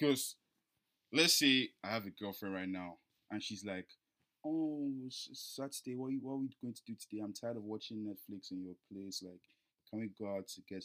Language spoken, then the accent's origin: English; Nigeria; we're Nigerian.